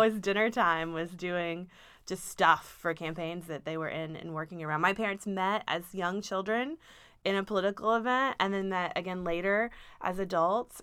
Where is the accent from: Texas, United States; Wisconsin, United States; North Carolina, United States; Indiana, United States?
Texas, United States; Dallas; moved away as an adult; now in Austin, United States; I'm from Dallas originally